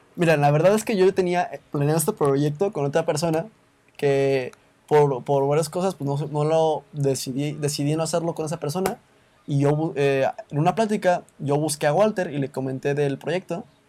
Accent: Mexico; aquí en México

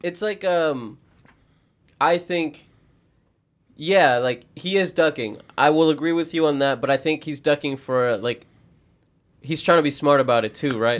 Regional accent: United States; we're American

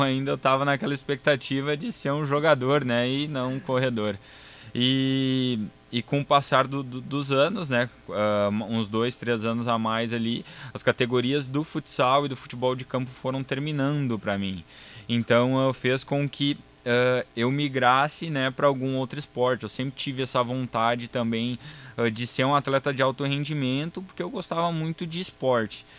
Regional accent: Sapiranga, Rio Grande do Sul, Brazil; sou gaúcho, sou natural de Sapiranga, no Rio Grande do Sul

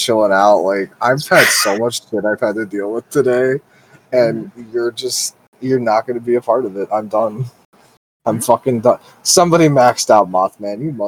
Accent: United States; I am an American

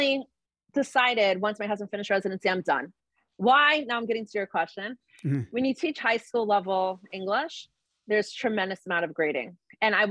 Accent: Atlanta, Georgia, United States; also born or lived in Baltimore; now in Cleveland, United States; I grew up in Atlanta, Georgia, to a Balchua family

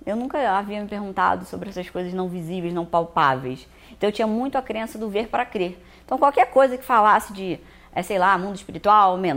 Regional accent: Rio de Janeiro, Brazil; also born or lived in Minas Gerais; Eu sou do Rio de Janeiro, mas eu morava em Minas nessa época.

